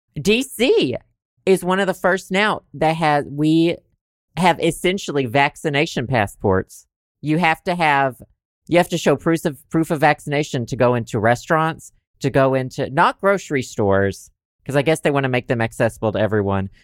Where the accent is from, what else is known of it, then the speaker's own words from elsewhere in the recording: Southern United States, United States; accent: Southern; my Southern accent